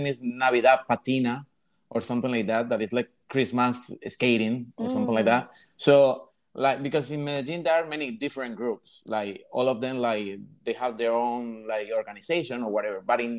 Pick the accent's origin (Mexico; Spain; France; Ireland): Spain; also born or lived in Colombia; now in New York City, United States; Yeah, I was born in Colombia, but I grew up in Spain.